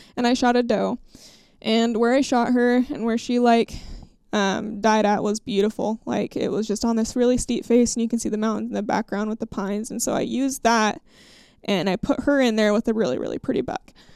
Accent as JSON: {"language": "English", "region": "Idaho", "country": "United States", "said": "my home state of Idaho."}